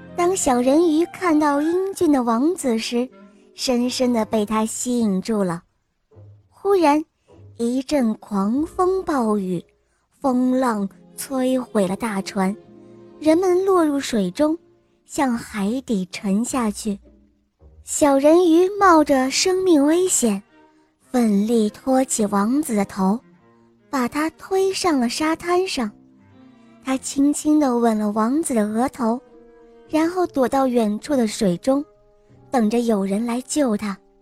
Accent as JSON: {"language": "Chinese", "town": "Wuxi", "region": "Jiangsu", "country": "China", "said": "我今年六岁了，我来自江苏无锡"}